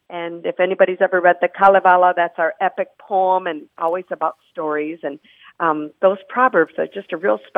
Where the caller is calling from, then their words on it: Marquette, Michigan, United States; I'm calling you from Marquette, Michigan.